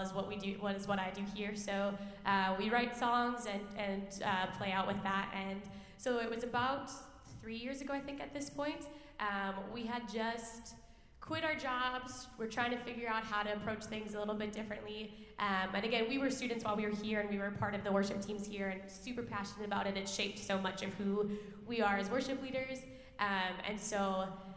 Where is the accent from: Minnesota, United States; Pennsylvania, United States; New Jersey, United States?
Minnesota, United States; Roseville; also born or lived in White Bear Lake, Minnesota; I grew up in the Roseville and White Bear areas.